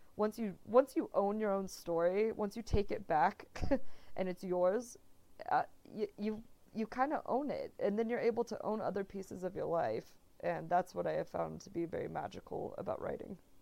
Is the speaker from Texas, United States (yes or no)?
yes; Texas, United States; moved away as an adult; also born or lived in Arkansas / Spain / New York; I'm from Texas originally